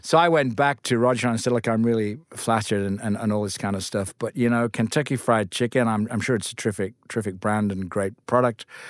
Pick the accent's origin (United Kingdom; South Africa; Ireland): United Kingdom; Lancaster, North West England; I grew up in Lancaster